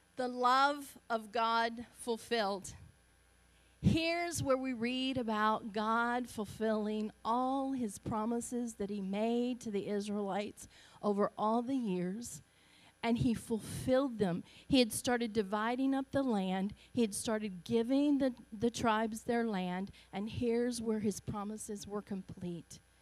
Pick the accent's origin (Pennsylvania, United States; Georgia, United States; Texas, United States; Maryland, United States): Georgia, United States; Augusta; accent: Southern; moved away; I'm Southern. You can tell I'm Southern. I'm proud of my Southern roots. I was born in Augusta, Georgia. Um, so if my uh, dialect is a little different